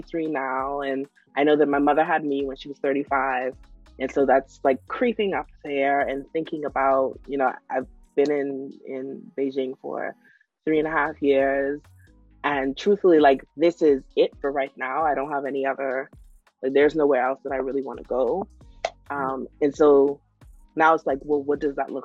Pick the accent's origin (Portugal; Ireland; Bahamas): Bahamas; Freeport, Grand Bahama; moved away; when I go home, I go to Freeport